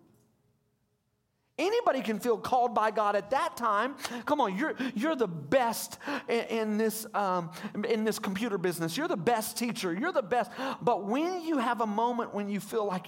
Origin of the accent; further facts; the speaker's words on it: Hot Springs, Arkansas, United States; I'm from Hot Springs, and I went to that church for 20 years